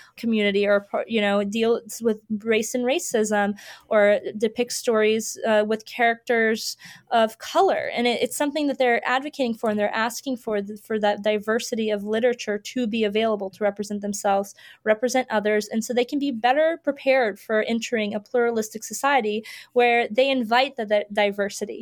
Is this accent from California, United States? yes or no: no; Florida, United States; I grew up in Florida